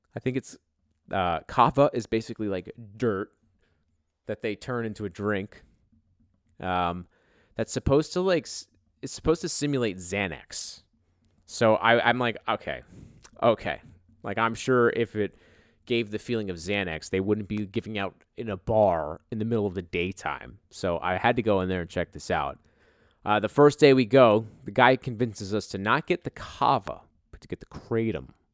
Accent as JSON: {"language": "English", "region": "East Coast", "country": "United States", "tie": "born or raised there", "said": "growing up on the East Coast"}